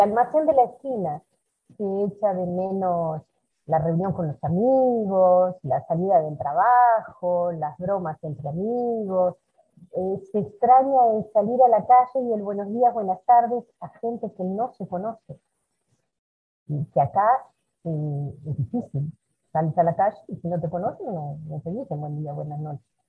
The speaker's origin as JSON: {"language": "Spanish", "country": "Uruguay", "moved": "as an adult", "lives_now": "Brazil", "said": "me fui de Uruguay"}